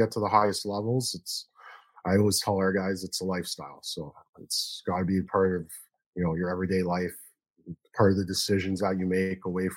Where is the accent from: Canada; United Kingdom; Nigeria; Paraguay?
Canada; Toronto, Ontario; growing up in Toronto, there's a very strong grassroots program here